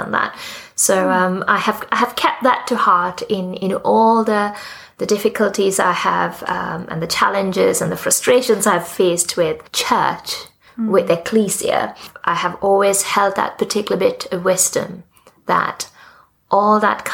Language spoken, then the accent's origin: English; Sri Lanka; also born or lived in Australia / Pakistan; now in United Kingdom; I was born in Sri Lanka, in the Church of Ceylon.